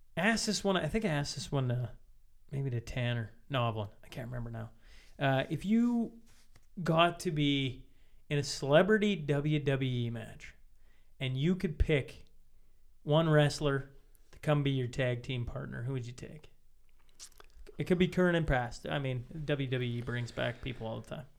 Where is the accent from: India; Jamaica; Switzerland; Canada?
Canada; Saskatchewan; growing up in Saskatchewan